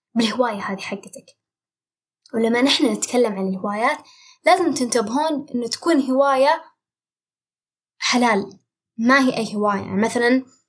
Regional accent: Saudi Arabia; عندنا في السعودية

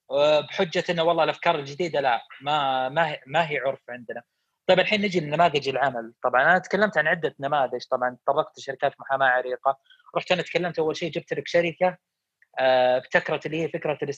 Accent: Saudi Arabia; ان مشكلتنا عندنا في السعوديه ان نخاف من الافكار الجديده

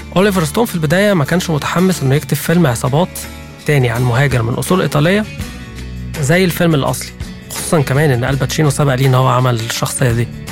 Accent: Egypt; عندنا في مصر

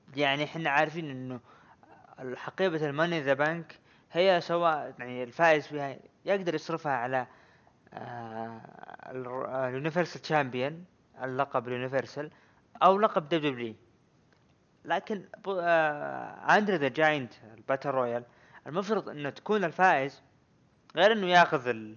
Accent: Saudi Arabia; عندنا بالسعوديه

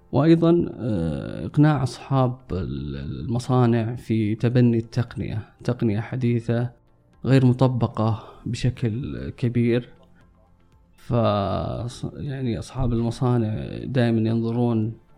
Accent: Saudi Arabia; عندنا في السعودية

